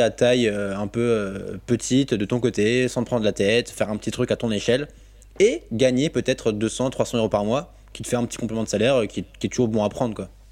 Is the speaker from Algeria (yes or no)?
no; Alsace, Grand Est, France; je suis alsacien de base, donc j'ai grandi. En fait, j'habite j'habite près de Bâle et près de Fribourg